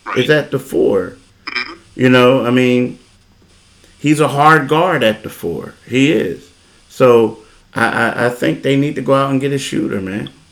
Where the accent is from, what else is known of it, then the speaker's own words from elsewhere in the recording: Philadelphia, Pennsylvania, United States; now in South Jersey, United States; I'm a Philadelphian